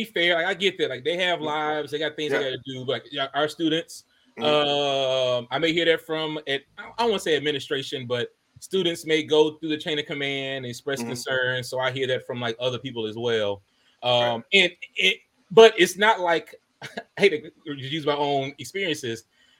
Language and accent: English; Greenville, Mississippi, United States; born there; So I was born in Greenville, Mississippi.